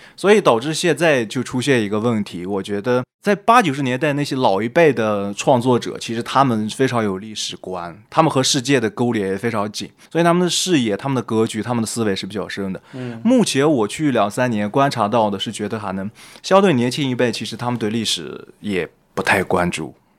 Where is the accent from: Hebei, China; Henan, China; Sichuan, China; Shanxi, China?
Shanxi, China; moved away as an adult; also born or lived in Guangzhou; now in Taiwan; 我是山西人，我想大家听我的口音应该比较明显